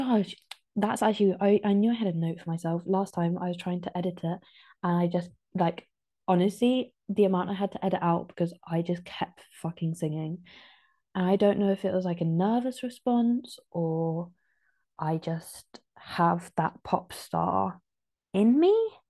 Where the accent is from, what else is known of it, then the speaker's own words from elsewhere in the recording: Ditcham, South West England, United Kingdom; I grew up in Ditcham.